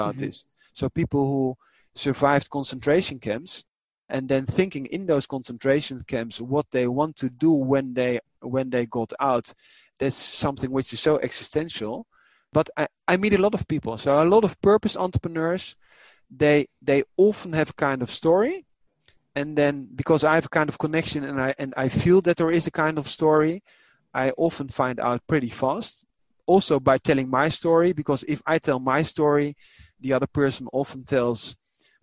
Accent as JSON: {"language": "English", "country": "Netherlands", "tie": "born or raised there", "said": "I was raised in the Netherlands"}